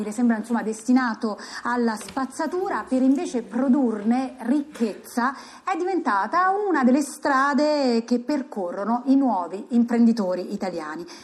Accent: Bariciano, Abruzzo, Italy; Buonasera a tutti … vengo da Bariciano, un paese in provincia dell'Aquila

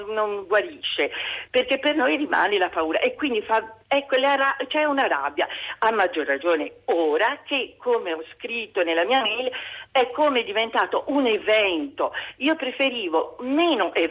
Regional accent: Florence, Tuscany, Italy; io sono fiorentina, cioè vivo a Firenze

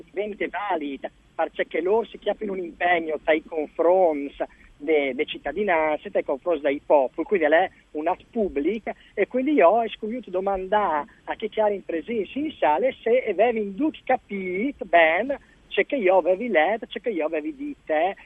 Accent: Lauciac, Friuli-Venezia Giulia, Italy; Io sono originario di Lauciac

